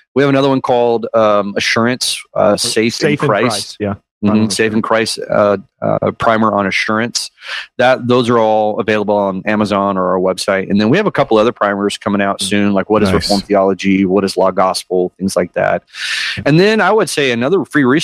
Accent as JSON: {"language": "English", "region": "California", "country": "United States", "tie": "born or raised there", "also_born_or_lived": "Tennessee", "moved": "as an adult", "lives_now": "Spring Hill, United States", "said": "I'm born and raised in California"}